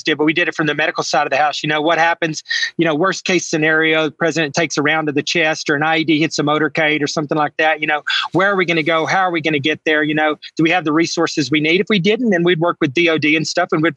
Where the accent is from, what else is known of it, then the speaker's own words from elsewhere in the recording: Texas panhandle, United States; that's the area of Texas I grew up in the Texas panhandle